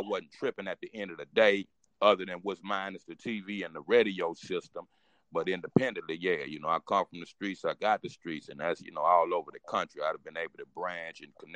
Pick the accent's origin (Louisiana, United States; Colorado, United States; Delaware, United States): Louisiana, United States; Baton Rouge; I come from Baby Baton Rouge